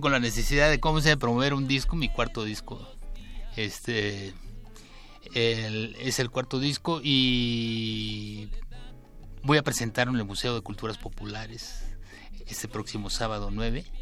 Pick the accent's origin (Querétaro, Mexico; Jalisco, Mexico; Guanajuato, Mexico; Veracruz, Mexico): Veracruz, Mexico; Jáltipan; Soy jaltipaneco, sí. Soy de la parte del Sotavento, de la parte del sur, del sur sureste de Veracruz pues, del lado del Golfo de Coaxacualcos, pero mi pueblo se llama Jaltipan